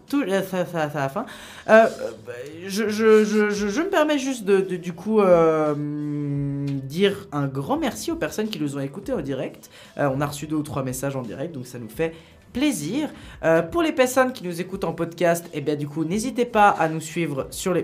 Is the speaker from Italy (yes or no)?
yes; Italy; je suis italien